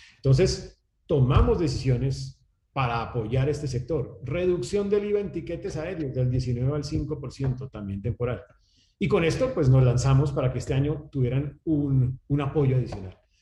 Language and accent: Spanish; Colombia; los colombianos somos